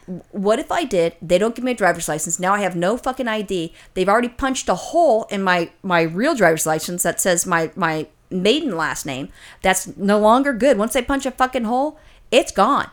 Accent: California, United States; as a Californian

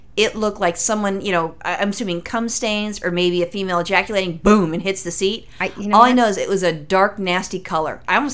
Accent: California, United States; I'm from California and a native Californian

